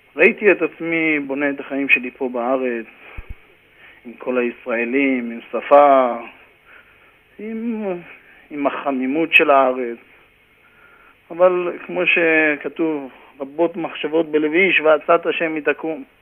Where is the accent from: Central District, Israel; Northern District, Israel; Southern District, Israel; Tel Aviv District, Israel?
Northern District, Israel; Karmiel; moved away as an adult; also born or lived in Haifa area (Krayot); now in New York, United States; גדלתי בכרמיאל, הייתי שחקן כדורגל בכרמיאל